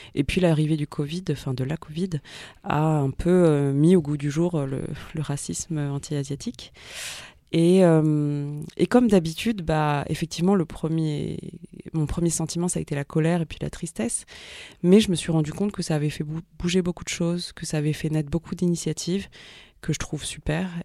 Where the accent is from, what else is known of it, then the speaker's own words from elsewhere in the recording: Paris suburbs, Île-de-France, France; also born or lived in Ivry-sur-Seine / Saint-Ouen / Bagnolet / Vitry-sur-Seine; je suis née à Ivry-sur-Seine. J'ai grandi entre euh, Saint-Ouen, Bagnolet et Vitry-sur-Seine.